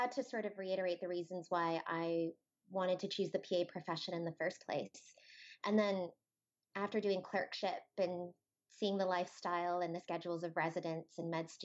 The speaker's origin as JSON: {"language": "English", "town": "Toronto", "region": "Ontario", "country": "Canada", "tie": "born or raised there", "said": "I'm originally born and raised in Toronto"}